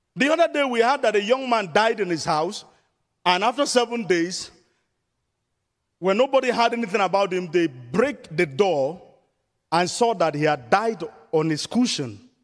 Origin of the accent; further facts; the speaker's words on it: southern Nigeria, Nigeria; moved away as an adult; I was in the southern part of Nigeria